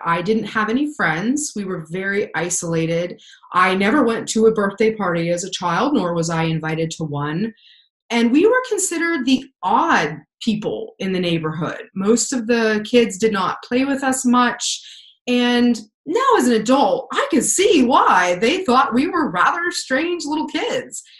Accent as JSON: {"language": "English", "region": "Pennsylvania", "country": "United States", "tie": "born or raised there", "also_born_or_lived": "Wyoming", "said": "we moved from Wyoming to Pennsylvania, and that's where I grew up for the majority of my childhood"}